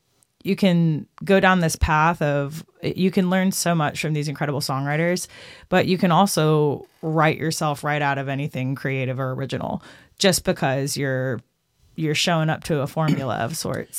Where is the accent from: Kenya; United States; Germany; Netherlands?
United States; Austin, Texas; now in Nashville, United States; I'm from Austin, Texas, and I've been in Nashville 13 years, but I grew up on rock music.